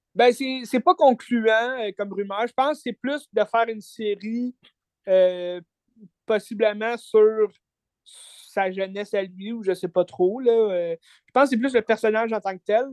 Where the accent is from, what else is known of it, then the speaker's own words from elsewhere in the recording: Quebec, Canada; en tant que Québécois